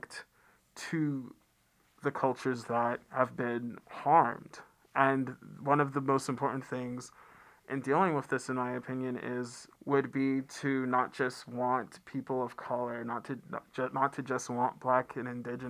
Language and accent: English; United States; also born or lived in Atlanta, Georgia / The Bronx, New York; now in Western North Carolina, United States; I grew up in Atlanta and the Bronx